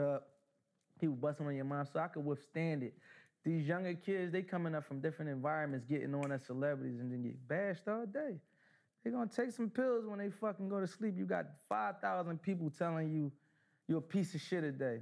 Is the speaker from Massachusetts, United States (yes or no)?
no; Philadelphia, Pennsylvania, United States; I'm from North Philly.